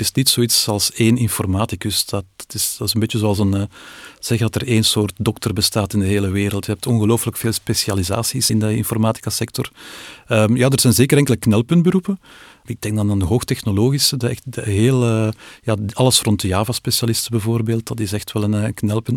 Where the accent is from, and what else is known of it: Belgium